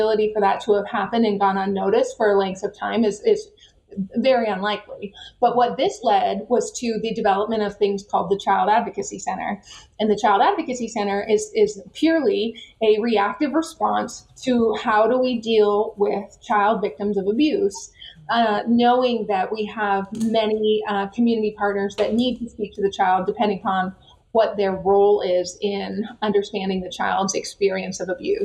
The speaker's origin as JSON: {"language": "English", "country": "Canada", "tie": "born or raised there", "moved": "yes", "lives_now": "United States", "said": "a kid that grew up in Canada"}